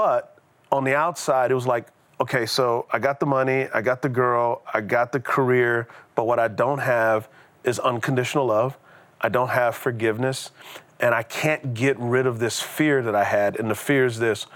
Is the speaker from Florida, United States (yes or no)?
no; San Antonio, Texas, United States; moved away; So I grew up in San Antonio, Texas. And so I'm a Texas boy